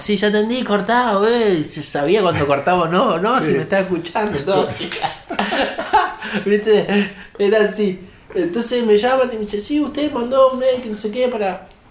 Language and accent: Spanish; Neuquén, Argentina; also born or lived in Mexico; Si yo soy de Neuquén.